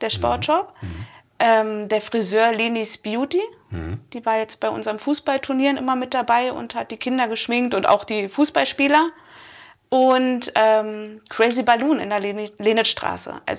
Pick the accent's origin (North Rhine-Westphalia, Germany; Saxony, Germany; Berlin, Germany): Berlin, Germany; Ich bin ja eigentlich äh, in Berlin aufgewachsen, also geboren und aufgewachsen.